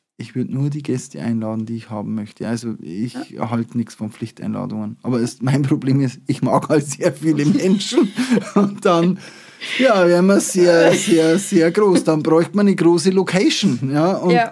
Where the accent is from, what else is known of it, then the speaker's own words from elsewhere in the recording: Upper Palatinate, Bavaria, Germany; bei uns in der Oberpfalz